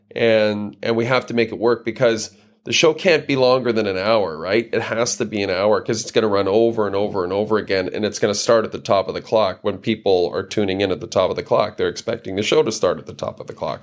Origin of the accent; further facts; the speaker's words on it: near Edmonton, Alberta, Canada; I grew up near Edmonton